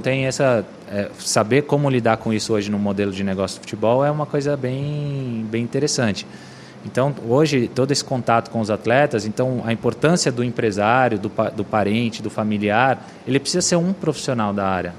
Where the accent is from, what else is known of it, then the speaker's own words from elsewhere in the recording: São Paulo, Brazil; also born or lived in Brasília / Cuiabá; E cheguei em São Paulo com sete anos.